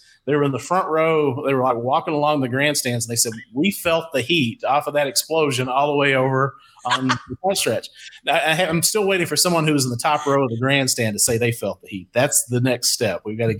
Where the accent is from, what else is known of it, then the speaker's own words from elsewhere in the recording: Eastern Kentucky, United States; moved away as an adult; now in St. Louis, United States; the flooding in Eastern Kentucky, that was my hometown. That was my neighborhood.